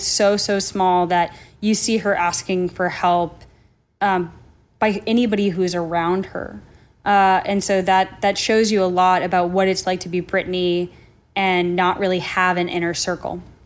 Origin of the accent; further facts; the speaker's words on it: Minnesota, United States; also born or lived in New Jersey; I grew up, you know, in Minnesota by way of New Jersey